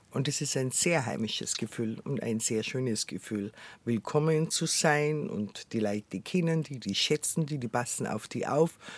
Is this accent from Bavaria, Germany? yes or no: yes; Bavaria, Germany; accent: Bavarian; Ich habe direkt ein bisschen Angst, dass es zu bayerisch dann redet, gell?